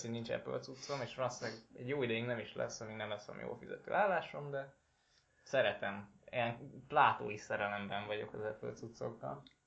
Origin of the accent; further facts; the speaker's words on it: Szeged, Csongrád-Csanád, Hungary; szegediek vagyunk